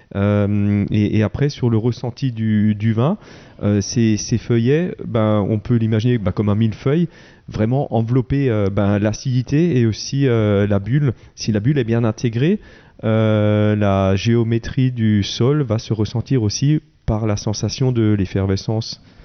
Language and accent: French; Wettolsheim, Grand Est, France; je suis de Veto